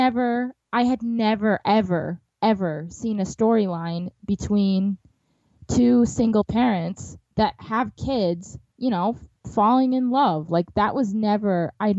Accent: Wisconsin, United States; my home state of Wisconsin

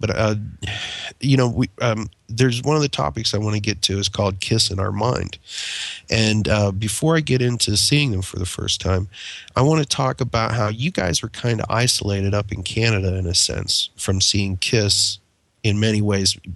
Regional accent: United States; also born or lived in Pennsylvania / Ohio; now in Southern United States; I grew up in the Ohio and Pennsylvania region of the United States

